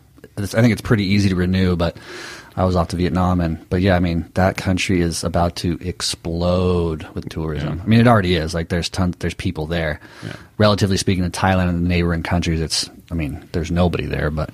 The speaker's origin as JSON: {"language": "English", "country": "United States", "said": "as an American"}